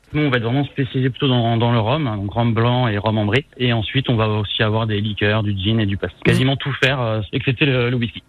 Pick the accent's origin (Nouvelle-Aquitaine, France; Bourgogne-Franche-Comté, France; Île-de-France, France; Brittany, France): Brittany, France; Rennes; Je suis originaire de Rennes